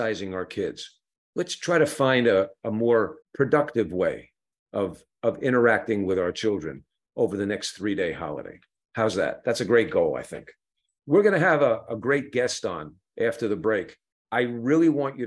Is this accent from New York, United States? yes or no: yes; New York City, New York, United States; now in Los Angeles, United States; I grew up in New York City